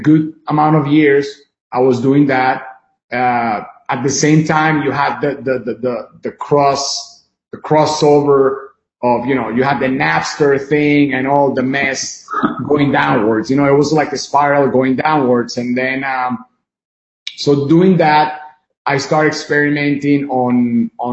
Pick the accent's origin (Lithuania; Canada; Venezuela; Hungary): Venezuela; now in United States; I was born in Venezuela, born and raised, until, you know, been half of my life there, my second half here in the United States